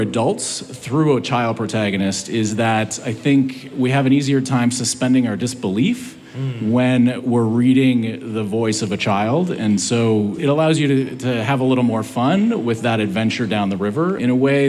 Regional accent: Milwaukee, Wisconsin, United States; moved away; also born or lived in Los Angeles; So I grew up in Milwaukee, Wisconsin.

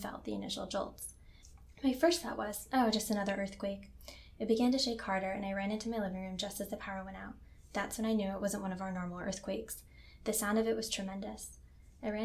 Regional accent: Northeast, United States; also born or lived in Boston; now in Anchorage, United States; I'm from the Northeast, where if we get earthquakes, they are small enough that we don't usually feel them.

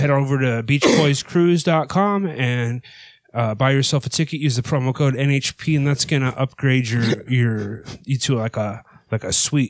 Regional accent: Texas, United States; That's none of your business, sir. I, as a Texan, I would expect you to as well.

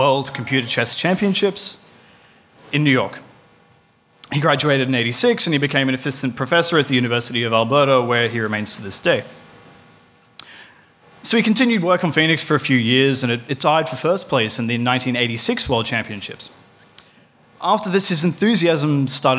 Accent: Queensland, Australia; now in Melbourne, Australia; I'm actually from Queensland

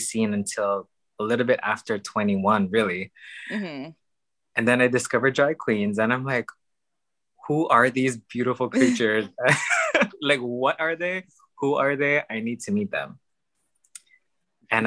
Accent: Honolulu, Hawaii, United States; moved away as an adult; now in Seattle, United States; I am originally from Honolulu, Hawaii, which is on the island of Oahu, for those who don't know. I'm pretty much born and raised there

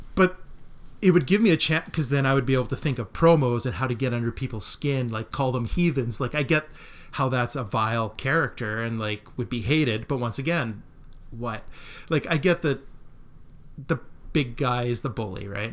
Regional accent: Melville, Saskatchewan, Canada; growing up in Melville

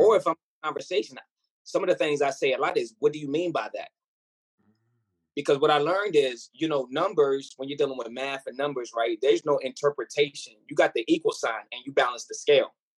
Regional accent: Virginia, United States; born or raised there; also born or lived in Ghana

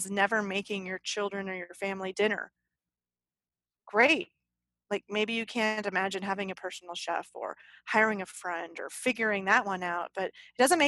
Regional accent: the South, United States; Apparently I'm from the South.

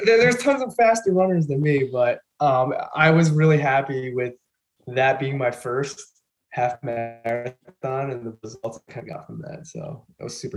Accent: Long Island, New York, United States; also born or lived in Queens / Rochester; I grew up in Long Island, and then I moved out to Queens for a few years, and then ended up coming back up to Long Island. So I've been pretty much here my whole life

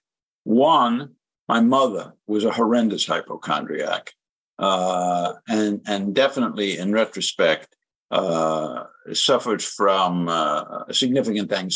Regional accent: New York City, New York, United States; moved away as an adult; now in North Carolina, United States; First, I was from the South Bronx

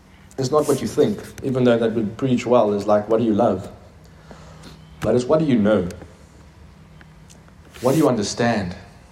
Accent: Turkey; now in Stellenbosch, South Africa; In Stellenbosch, yeah. I'm from Turkey, so that's where it is, amen? God sent me here to teach you.

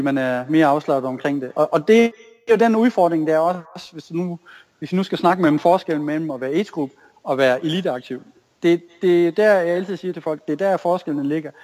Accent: Tinglev, Southern Denmark, Denmark; jeg er jo opvokset i Tinglev

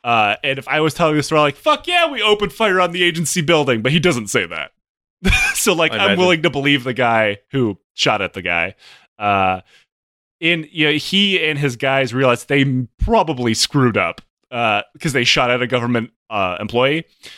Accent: Oklahoma, United States; What's a mountain? I'm from Oklahoma.

